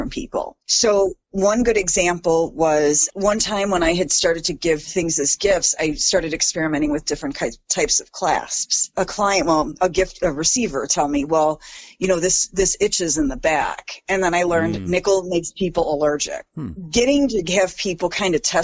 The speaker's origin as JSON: {"language": "English", "town": "Chicago", "region": "Illinois", "country": "United States", "moved": "as an adult", "lives_now": "Madison, United States", "said": "I'm from Chicago. I moved to the Madison area in 2010"}